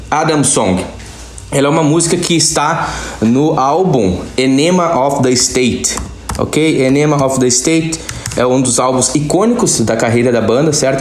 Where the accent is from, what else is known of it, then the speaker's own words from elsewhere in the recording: Campo Bom, Rio Grande do Sul, Brazil; Eu estou falando diretamente da minha cidade natal, Campo Bom, no Vale dos Sinos, estado do Rio Grande do Sul, no Brasil